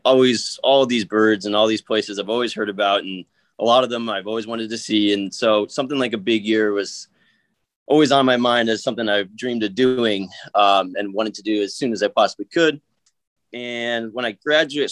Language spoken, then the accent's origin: English; Seattle, Washington, United States; I'm from Seattle